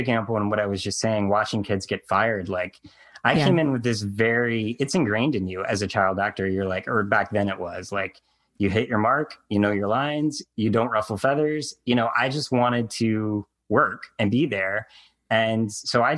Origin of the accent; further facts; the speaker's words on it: North Carolina, United States; I grew up in North Carolina